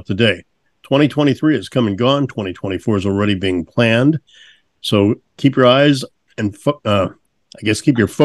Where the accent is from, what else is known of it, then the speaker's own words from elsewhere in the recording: St. Louis, Missouri, United States; moved away; It's my old hometown. It's St. Louis. Growing up in St. Louis